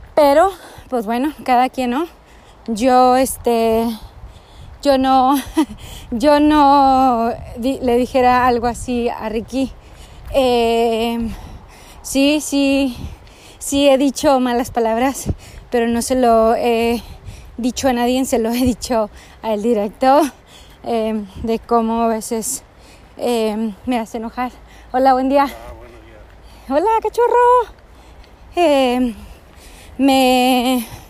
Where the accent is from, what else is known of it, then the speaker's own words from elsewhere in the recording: Texas, United States; soy de Texas